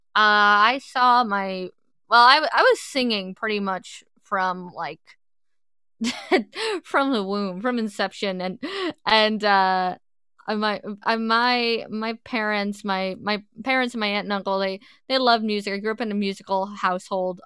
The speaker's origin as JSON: {"language": "English", "region": "suburbs of New York", "country": "United States", "tie": "born or raised there", "said": "I grew up right out, right outside the city. If anyone asks, I'm from New York, but really I'm from the suburbs of New York"}